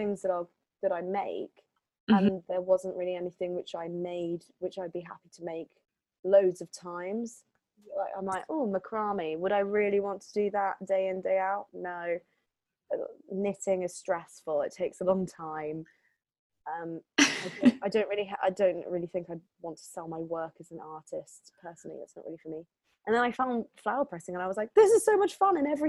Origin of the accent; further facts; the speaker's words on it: Hertford, East of England, United Kingdom; also born or lived in Switzerland / London; I grew up near Hartford